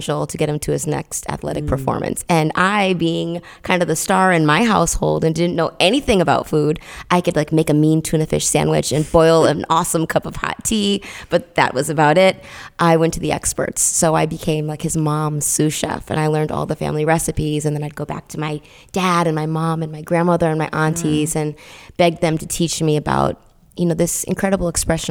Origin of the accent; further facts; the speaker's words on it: Middletown, Connecticut, United States; I'm from Middletown, Connecticut, which is right in the middle of the state